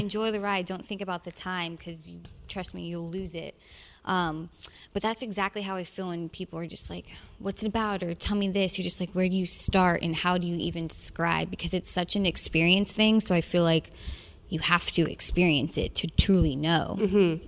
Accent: the South, United States; I'm from the South, and that whole Midwest feel, that whole part of America is very familiar to me

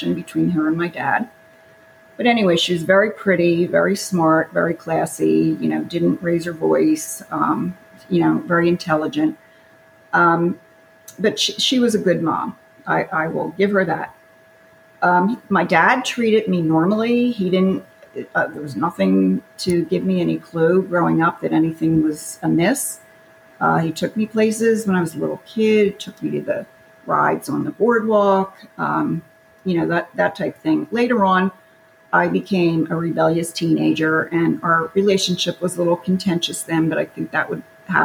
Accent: Philadelphia, Pennsylvania, United States; I was born in Philadelphia, Pennsylvania in 1950

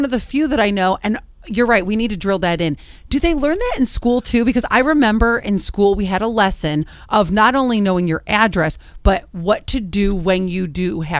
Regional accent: Elyria, Ohio, United States; also born or lived in North Ridgeville, Ohio; Yeah, I grew up in Elyria, and then I moved

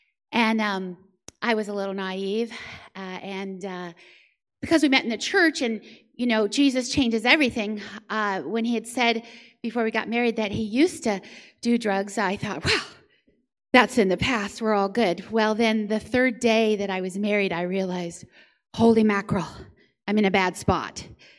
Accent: Florida, United States; now in San Antonio, United States; So as Quentin said, I live in San Antonio now, and I came from Florida.

